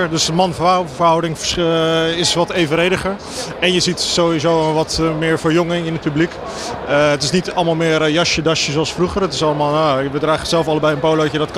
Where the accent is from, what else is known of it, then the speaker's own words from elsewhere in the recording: Iraq; wij, ik kom uit Irak nou.